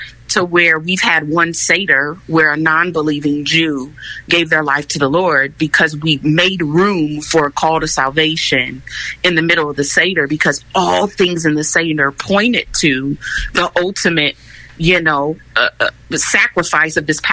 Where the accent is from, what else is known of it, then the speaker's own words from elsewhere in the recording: Chicago, Illinois, United States; I'm actually from Chicago. I was born and raised on the west side of Chicago, Illinois